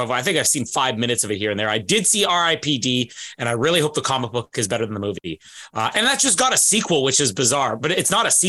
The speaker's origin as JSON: {"language": "English", "country": "Canada", "said": "Well, I think it does because I'm Canadian."}